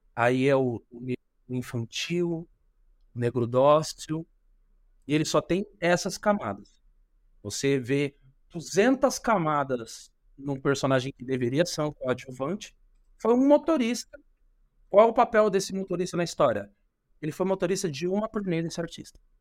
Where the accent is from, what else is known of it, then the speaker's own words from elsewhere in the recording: São Paulo, Brazil; Eu venho da periferia de São Paulo, venho de Itaquera